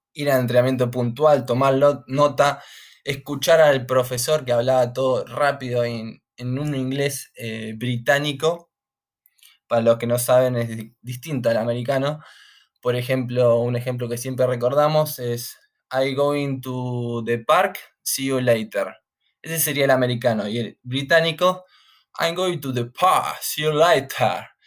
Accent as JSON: {"language": "Spanish", "town": "San Antonio de Padua", "region": "Buenos Aires Province", "country": "Argentina", "tie": "born or raised there", "moved": "as an adult", "lives_now": "United Kingdom", "said": "me crié en Buenos Aires, San Antonio de Padua."}